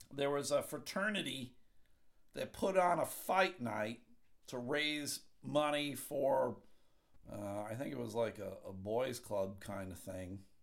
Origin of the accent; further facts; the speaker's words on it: Buffalo, New York, United States; moved away; I grew up right outside of Buffalo, New York